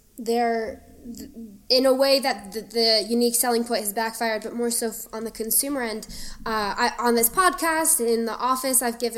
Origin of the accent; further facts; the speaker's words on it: South Florida, United States; I grew up in South Florida